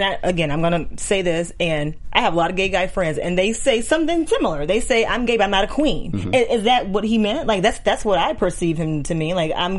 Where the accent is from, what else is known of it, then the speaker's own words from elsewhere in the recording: Georgia, United States; I'm from Georgia